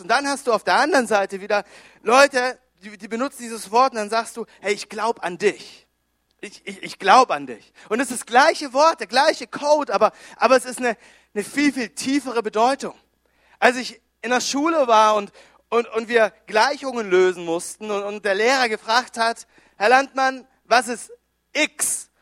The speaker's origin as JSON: {"language": "German", "town": "Konstanz", "region": "Baden-Württemberg", "country": "Germany", "also_born_or_lived": "Düsseldorf", "moved": "as an adult", "said": "wir kommen ursprünglich, ich komme aus Konstanz am, am Bodensee"}